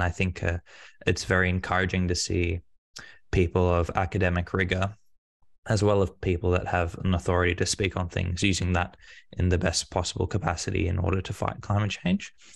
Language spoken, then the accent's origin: English; Australia; as an Australian